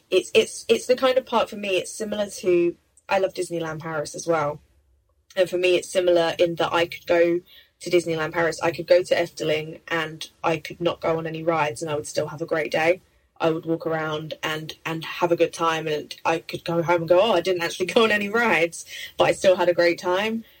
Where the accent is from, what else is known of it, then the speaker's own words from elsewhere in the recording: Essex, East of England, United Kingdom; I grew up in Essex um, near London